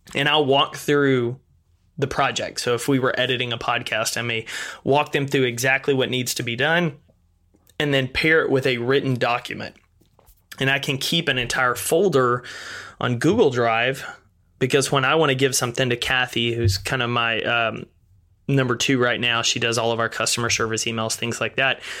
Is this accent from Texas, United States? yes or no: yes; East Texas, United States; I grew up in East Texas, a small town of about thirteen thousand people